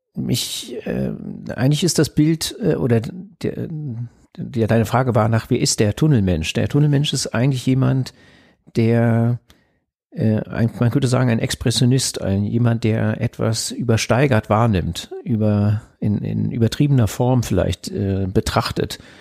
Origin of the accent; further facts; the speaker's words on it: Berlin, Germany; damals war das so im Zentrum von West-Berlin, äh, wo ich aufgewachsen bin